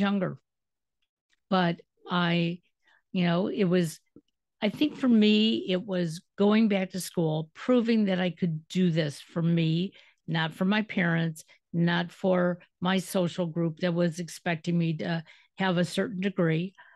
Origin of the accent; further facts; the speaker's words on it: Detroit, Michigan, United States; moved away as an adult; now in Cleveland, United States; I'm originally from Detroit